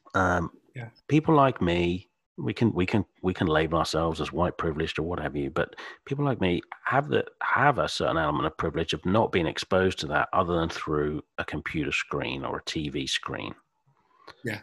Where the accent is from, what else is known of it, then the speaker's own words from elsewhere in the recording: Suffolk, East of England, United Kingdom; accent: British Suffolk; my British Suffolk accent.